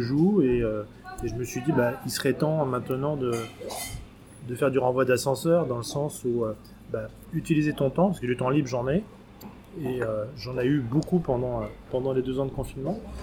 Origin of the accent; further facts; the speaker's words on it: Paris, Île-de-France, France; je suis euh, français, puisque je suis né à Paris